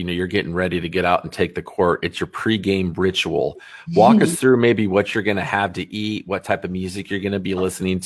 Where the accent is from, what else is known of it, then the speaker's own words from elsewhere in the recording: Des Moines, Iowa, United States; I grew up in the middle of Des Moines